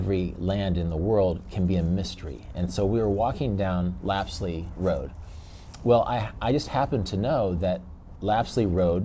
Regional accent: Kansas, United States; we're from Kansas

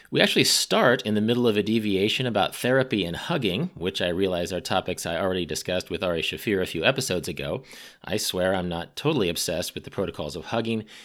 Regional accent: Midwest, United States; I'm a Midwesterner

